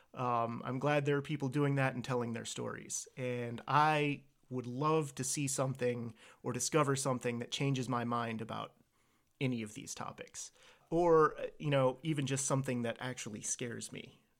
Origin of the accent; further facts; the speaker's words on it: Virginia, United States; I was born and raised here in Virginia.